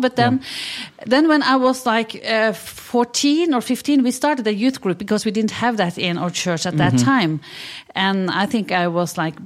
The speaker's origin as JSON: {"language": "English", "town": "Halden", "region": "Østfold", "country": "Norway", "tie": "born or raised there", "moved": "yes", "lives_now": "Oslo, Norway", "said": "where I grew up. And that's in Halden. It's a city just 1.5 hours from Oslo. It's on the border to Sweden."}